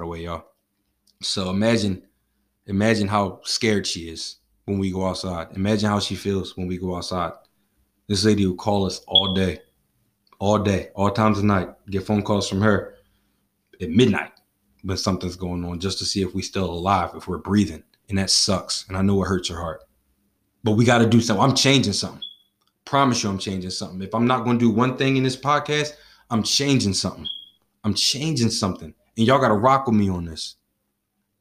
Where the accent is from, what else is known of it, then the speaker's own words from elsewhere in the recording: Philadelphia, Pennsylvania, United States; I'm from Philadelphia